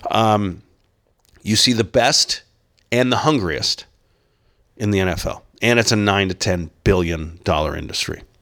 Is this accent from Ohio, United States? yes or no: yes; Toledo, Ohio, United States; born there; also born or lived in Temperance, Michigan, United States; I was born in Toledo. We moved around a ton. We lived just across the border in Michigan, Temperance, Michigan.